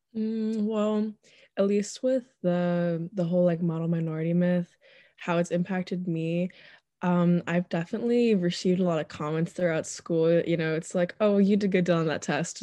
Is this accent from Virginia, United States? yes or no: yes; Northern Virginia, United States; born and raised in Northern Virginia